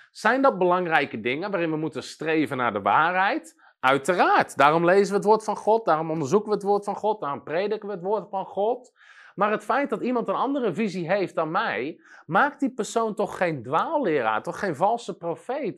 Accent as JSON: {"language": "Dutch", "country": "Netherlands", "said": "als Nederlander"}